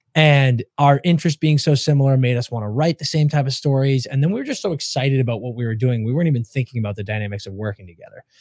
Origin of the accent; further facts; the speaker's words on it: New England, United States; moved away as an adult; now in Los Angeles, United States; growing up in New England